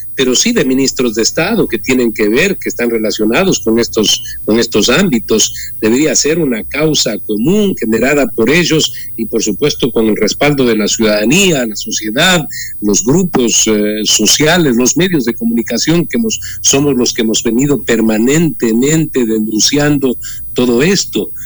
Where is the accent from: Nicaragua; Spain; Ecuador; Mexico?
Ecuador; como ecuatoriano demócrata